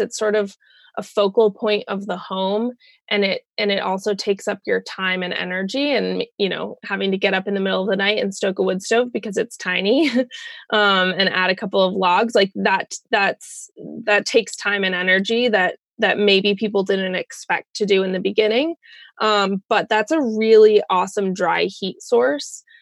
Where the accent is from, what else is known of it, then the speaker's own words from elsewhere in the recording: Colorado, United States; moved away as an adult; also born or lived in Bellingham, Washington; I am from Colorado, um, but I was living in Bellingham, Washington